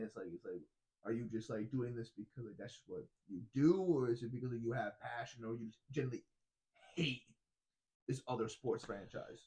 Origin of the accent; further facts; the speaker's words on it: New York, United States; I am American. I, I was born in New York.